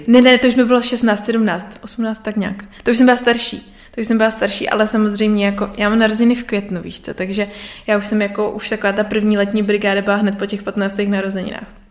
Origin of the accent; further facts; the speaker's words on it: Nový Jičín, Moravian-Silesian Region, Czechia; Já pocházím z Nového Jičína, mm-hmm. což je na Moravě.